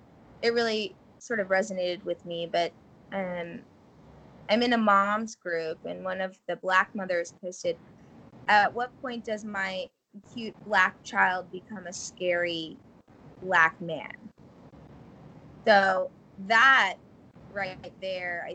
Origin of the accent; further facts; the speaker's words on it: Wisconsin, United States; now in Kansas, United States; I was born in Wisconsin